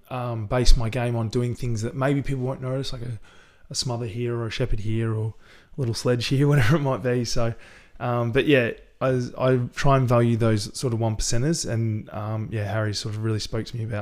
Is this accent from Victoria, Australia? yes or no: yes; Sunbury, Victoria, Australia; yeah, we grew up in Sunbury. so we had a bit of a backyard